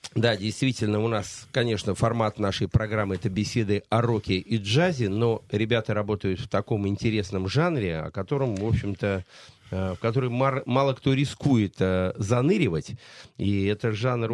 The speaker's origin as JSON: {"language": "Russian", "town": "Saratov", "region": "Saratov Oblast", "country": "Russia", "said": "Я из Саратова"}